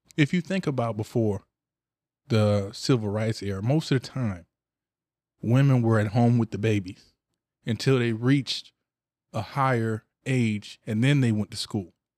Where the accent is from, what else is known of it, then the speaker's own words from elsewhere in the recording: Ocala, Florida, United States; I'm from dirty Cali, you know, I'm from the O, and I'm from the west side of the O. I'm from Cotton Plant, Ocala, Florida